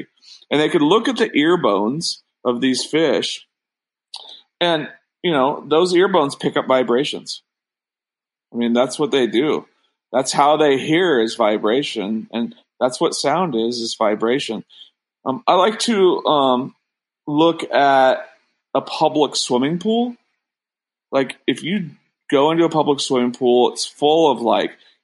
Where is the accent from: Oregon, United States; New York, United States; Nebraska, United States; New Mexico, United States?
Oregon, United States; Sandy River; growing up on the Sandy River